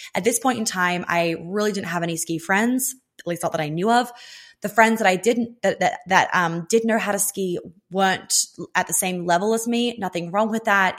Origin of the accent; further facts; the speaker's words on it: Australia; I'm Australian